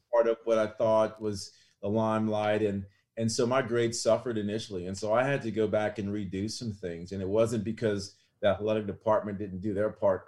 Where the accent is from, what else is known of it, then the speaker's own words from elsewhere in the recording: Lafayette, Louisiana, United States; a simple, um, average family here in Lafayette, Louisiana